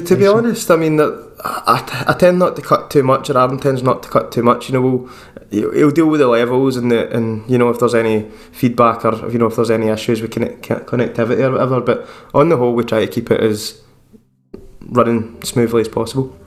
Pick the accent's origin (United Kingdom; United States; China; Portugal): United Kingdom; Scotland; I'm just a wee Scottish guy